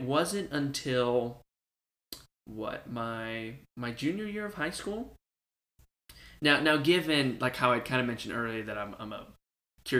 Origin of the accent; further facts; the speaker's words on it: Houston, Texas, United States; also born or lived in El Paso, Texas; I was born in El Paso, but I was raised in Houston. That's basically where I'm from